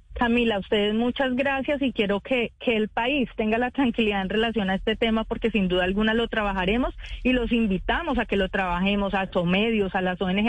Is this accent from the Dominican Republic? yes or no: no; Venezuela; como venezolano